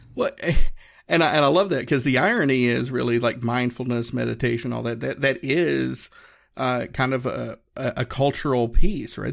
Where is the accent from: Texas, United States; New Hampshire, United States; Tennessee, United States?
Tennessee, United States; Appalachian Mountains, Northeast; moved away as an adult; I grew up in Northeast Tennessee, uh, Appalachian Mountains, um, and you know, everybody in my hometown looked like me